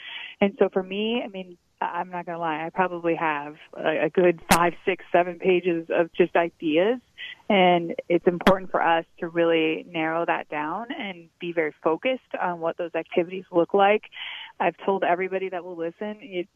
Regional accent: Wisconsin, United States; I grew up in Wisconsin

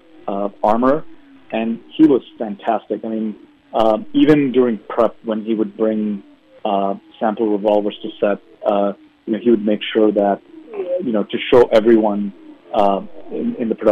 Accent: India; moved away; in the early part of my life, I grew up in India

